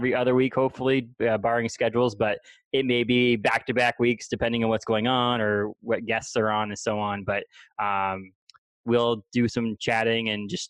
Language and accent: English; New England, United States; I know I grew up in New England and, you know, we still swim in the ocean, which is cold.